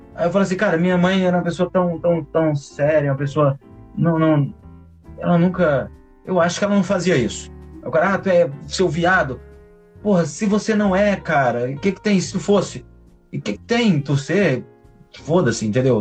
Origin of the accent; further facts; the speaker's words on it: interior of Ceará, Brazil; now in Rio de Janeiro, Brazil; eu sou do interior do Ceará